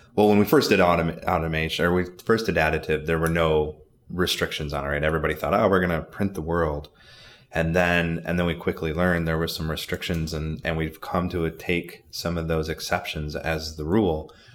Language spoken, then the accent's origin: English; Bay City, Saginaw, Midland area, Michigan, United States; I grew up in Bay City, Saginaw, Midland area